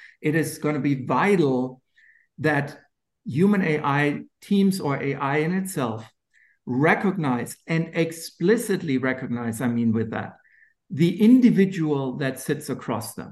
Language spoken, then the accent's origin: English; Germany; accent: German; moved away; my funny German accent